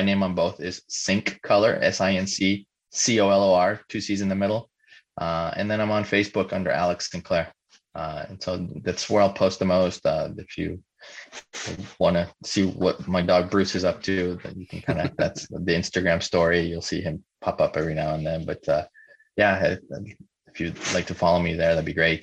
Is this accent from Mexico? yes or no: yes; Mexico; moved away; I grew up in Mexico.